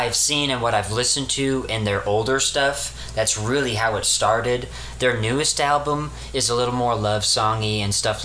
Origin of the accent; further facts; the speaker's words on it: Texas, United States; I'm a Texan through and through.